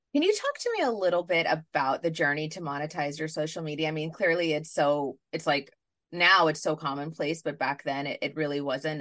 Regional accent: New York City, New York, United States; I grew up in New York City

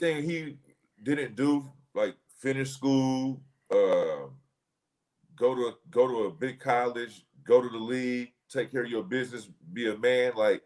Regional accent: Oakland, California, United States; also born or lived in Richmond, California; Born and raised in Oakland. Went to high school and spent the rest of my, you know, my young adolescent life in the streets of Richmond, California

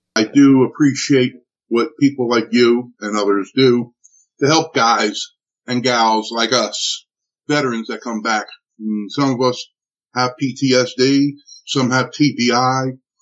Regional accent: Newark, New Jersey, United States; I'm from Newark, New Jersey. I'm Italian.

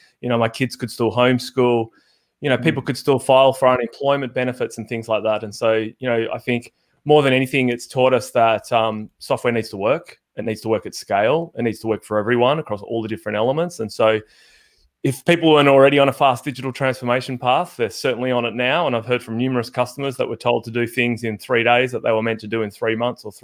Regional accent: Perth, Western Australia, Australia; now in Melbourne, Australia; I'm from Perth

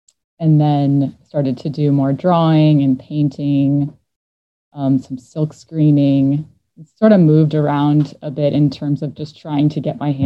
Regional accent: New Jersey, United States; now in Philadelphia, United States; I grew up in North Jersey, right outside of New York City.

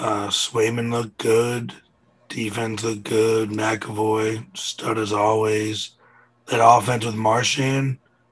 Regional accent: Nantucket, Massachusetts, United States; I'm from Nantucket, Massachusetts, small little island, 30 miles of the sea, coast of Cape Cod

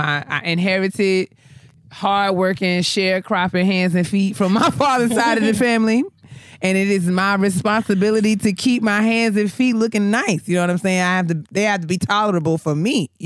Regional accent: New York, United States; now in Maryland, United States; I'm from New York

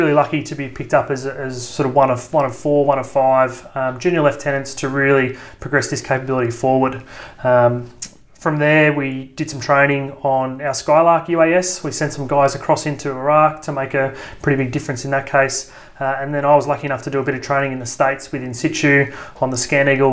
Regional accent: Sydney, New South Wales, Australia; I was born in Sydney, joined the army straight out of school

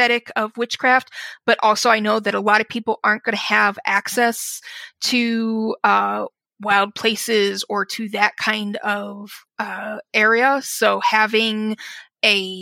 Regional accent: Wyoming, United States; moved away; also born or lived in Chicago area, Illinois; I grew up in Wyoming, and I'm back in Wyoming now. And in between that, I ended up living in Illinois, right outside of Chicago

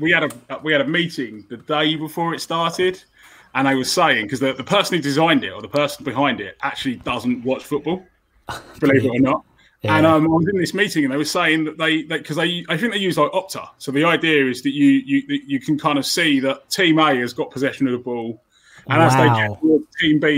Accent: Enfield, London, United Kingdom; No, I'm from Enfield. We'll probably get into it a bit, but I'm from London originally, so I know a lot of Spurs fans.

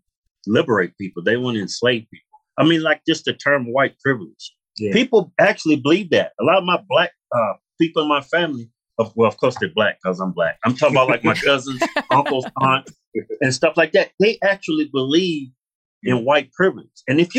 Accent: Martinsville, Virginia, United States; I'm not from Long Beach. I'm from Martinsville, Virginia.

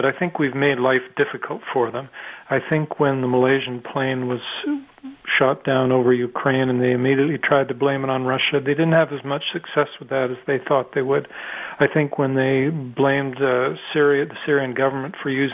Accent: Canada; I'm Canadian

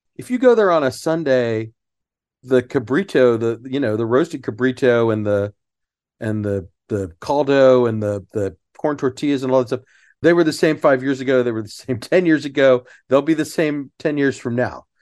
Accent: Sugar Land, Texas, United States; I grew up in Sugarland, not far from the fountains

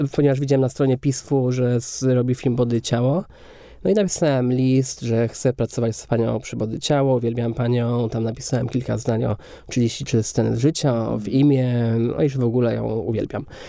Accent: Kędzierzyn-Koźle, Opole Voivodeship, Poland; moved away; also born or lived in Katowice; do Kędzierzyna Koźla, gdzie ja się wychowywałem.

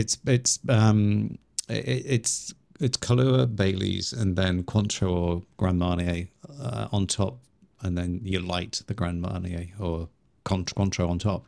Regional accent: Liverpool, North West England, United Kingdom; accent: Scouse; moved away; also born or lived in Chiang Mai, Thailand; same place as you originally

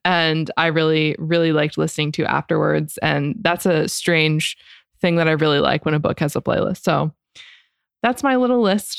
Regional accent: Florida, United States; I'm from Florida

